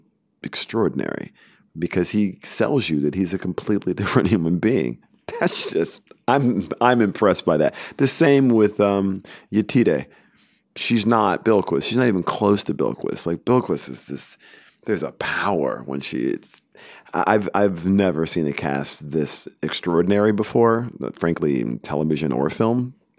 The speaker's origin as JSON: {"language": "English", "region": "Deep South", "country": "United States", "said": "But, you know, I'm a kid from the Deep South."}